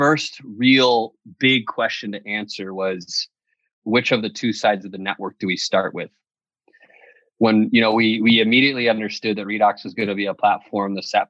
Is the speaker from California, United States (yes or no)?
no; New York, United States; moved away as an adult; also born or lived in Madison, Wisconsin; I'm from New York